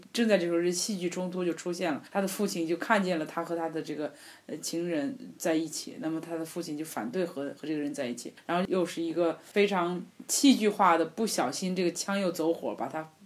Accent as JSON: {"language": "Chinese", "country": "China", "said": "虽然我是一个中国人，可是呢，呃，我会说意大利语"}